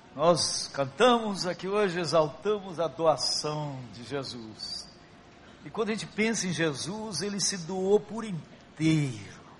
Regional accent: Brazil; nós somos brasileiros

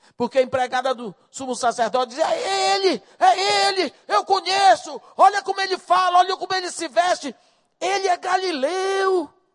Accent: Bahia, Brazil; moved away; also born or lived in Rio de Janeiro; eu cresci na Bahia

